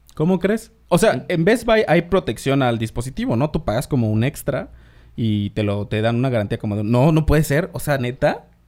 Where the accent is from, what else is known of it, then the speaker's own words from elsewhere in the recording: Isthmus of Tehuantepec, Oaxaca, Mexico; moved away; yo soy de Oaxaca, vengo del Istmo de Tehuantepec